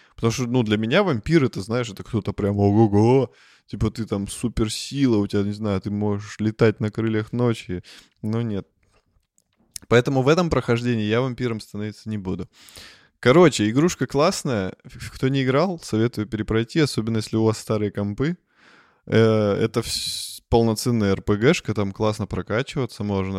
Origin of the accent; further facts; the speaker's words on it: Russia; мы из России